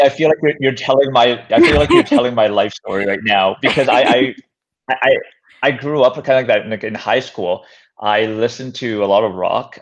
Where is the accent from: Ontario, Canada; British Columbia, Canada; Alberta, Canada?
British Columbia, Canada; North Vancouver; I grew up in North Vancouver